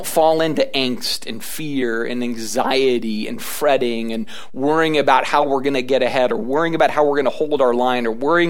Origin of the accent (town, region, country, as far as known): United States